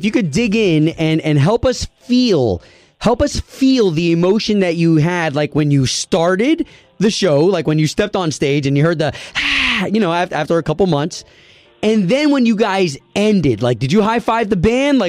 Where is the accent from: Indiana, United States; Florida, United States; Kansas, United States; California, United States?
Florida, United States; also born or lived in New York; I was born in New York. Right. But raised here in Florida.